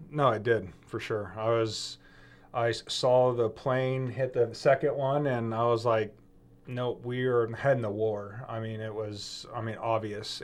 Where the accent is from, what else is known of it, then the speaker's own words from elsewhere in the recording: outside of Oakland, the East Bay, California, United States; moved away as an adult; I'm outside of Oakland, the East Bay, where I was raised